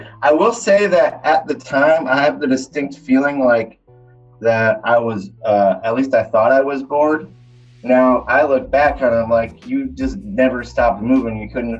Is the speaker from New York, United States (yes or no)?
yes; New York, United States; accent: Western New York/Southern hybrid; also born or lived in Kentucky; No, I'm originally from Western New York State, but I lived in Kentucky for a very long time. Long enough to meld my redneck Western New York accent to Southern, sort of Kentucky fried accent.